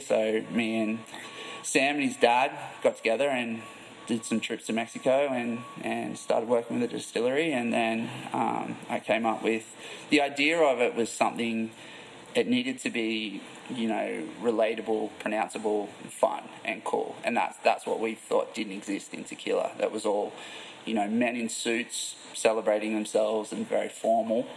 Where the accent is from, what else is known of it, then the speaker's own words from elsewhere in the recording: Port Macquarie, New South Wales, Australia; moved away as an adult; also born or lived in Gold Coast, Queensland, Australia; now in California, United States; I'm from Australia originally, from a little town called Port Macquarie. And after I finished school, I lived on the Gold Coast for ten years, and then moved to California.